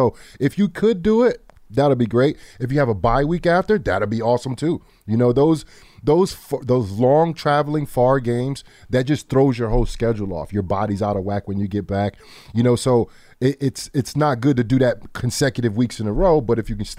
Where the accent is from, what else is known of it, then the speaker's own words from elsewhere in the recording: New York, United States; Luckily, I was here in my hometown in New York